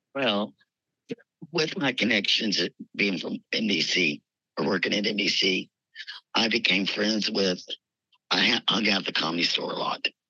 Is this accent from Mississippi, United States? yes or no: no; Kentucky, United States; moved away as an adult; also born or lived in Los Angeles, California; now in Virginia, United States; I was from Kentucky